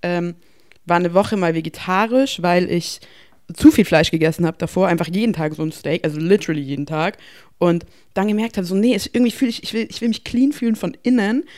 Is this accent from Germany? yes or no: yes; Bavaria, Germany; ich komme aus Bayern